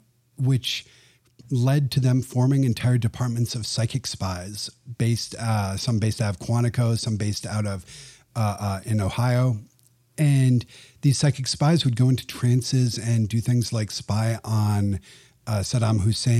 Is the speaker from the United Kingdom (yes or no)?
yes; England, United Kingdom; I grew up in England, and for us, magic was Paul Daniels, who was a funny, older, bald guy who made corny jokes on TV.